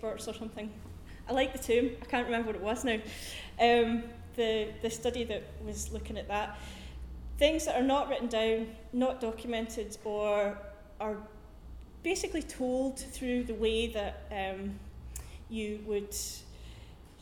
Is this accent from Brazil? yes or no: no; North East England, United Kingdom; moved away; I'm originally from the northeast of England